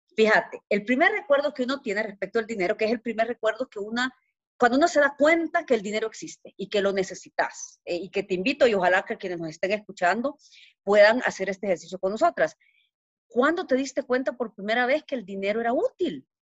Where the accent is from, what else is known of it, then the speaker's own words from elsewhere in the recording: El Salvador; moved away as an adult; now in Guatemala; Soy salvadoreña, ¿verdad? Eh, nací en Salvador